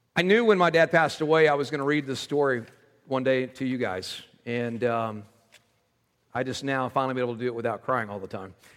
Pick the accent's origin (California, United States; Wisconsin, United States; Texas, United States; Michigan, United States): Texas, United States; moved away; I was raised in Texas.